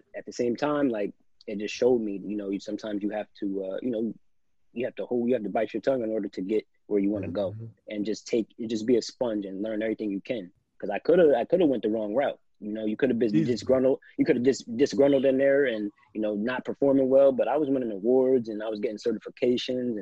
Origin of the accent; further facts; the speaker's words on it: New Jersey, United States; moved away; I'm just a kid from Lake Valley. I'm a kid from South Jersey